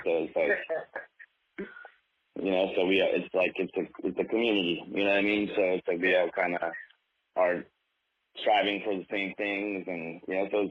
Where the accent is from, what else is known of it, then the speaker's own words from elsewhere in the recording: New York City, New York, United States; I'm a producer from New York City. Okay. I'm 34 years old.